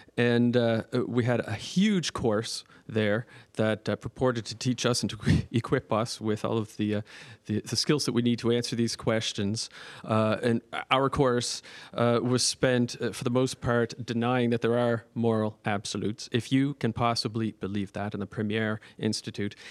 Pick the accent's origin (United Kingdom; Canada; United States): Canada; Nova Scotia; also born or lived in Toronto; I'm from, uh, Nova Scotia, and I'm a priest of Toronto.